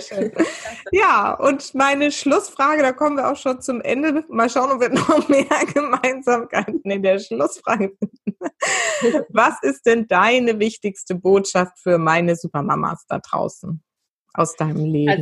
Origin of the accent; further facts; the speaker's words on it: Weinheim, Baden-Württemberg, Germany; also born or lived in Mannheim; also ich bin ja geboren in Mannheim, aufgewachsen, aufgewachsen in der Nähe, also zwischen Mannheim und Heidelberg in, bei Weinheim